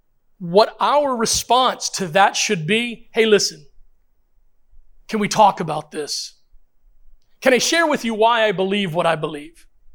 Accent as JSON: {"language": "English", "country": "Puerto Rico", "tie": "born there", "said": "First of all, I'm a minority. Secondly, I'm a Christian. Now, I was born in Puerto Rico, I think."}